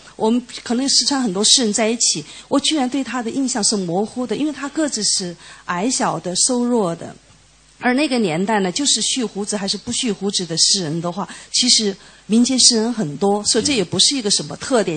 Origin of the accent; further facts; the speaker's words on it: Chengdu, Sichuan, China; 因为我是四川人，成都人